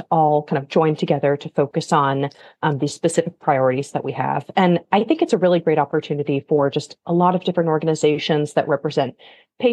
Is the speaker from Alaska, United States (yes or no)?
yes; Alaska, United States; moved away; I'm from Alaska originally